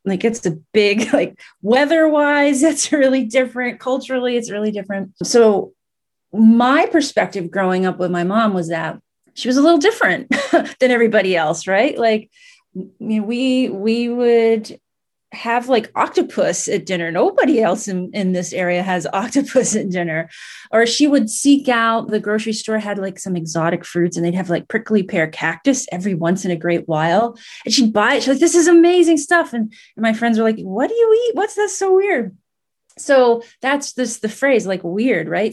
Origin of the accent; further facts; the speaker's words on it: United States; also born or lived in Sicily, Italy; I grew up in Vermont, New Hampshire